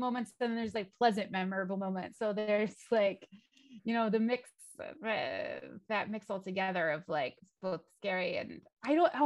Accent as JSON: {"language": "English", "country": "United States", "said": "I'm American."}